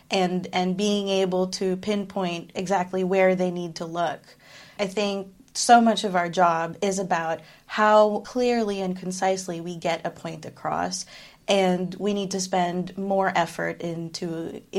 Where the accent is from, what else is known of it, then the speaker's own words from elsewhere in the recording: Philippines; moved away; So I am Filipino. I'm from the Philippines, but I've lived most of my life away from it. So it's kind of a mix of experiences there.